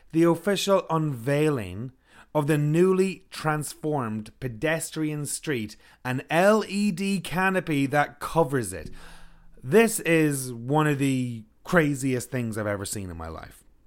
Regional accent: Ireland; now in Kelowna, Canada; I'm from Ireland.

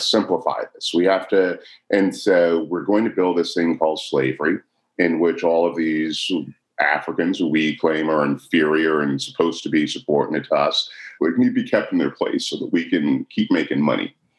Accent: Chicago, Illinois, United States; I was born in Chicago.

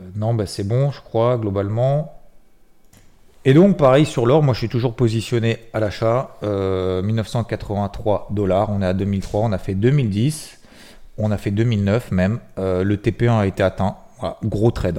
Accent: Six-Fours-les-Plages, Provence-Alpes-Côte d'Azur, France; je suis originaire de Sifour-les-Plages

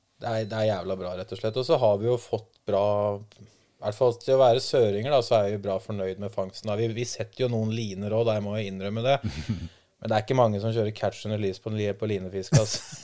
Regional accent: Langhus, Akershus, Norway; jeg og Emil, broren hans, da vi satt hjemme på Langhus

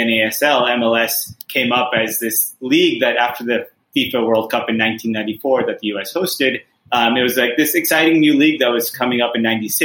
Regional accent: California, United States; moved away as an adult; now in Mumbai, India; I grew up in California

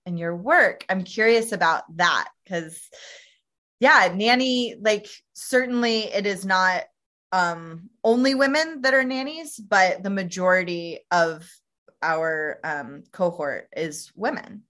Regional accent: Tennessee, United States; I'm originally from Tennessee

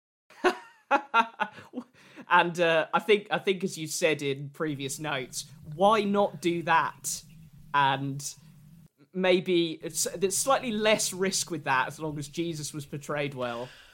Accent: Sussex, South East England, United Kingdom; I'm from Sussex

